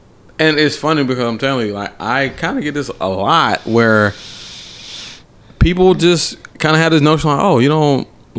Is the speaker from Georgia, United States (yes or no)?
yes; Atlanta, Georgia, United States; I'm from the black part of Atlanta.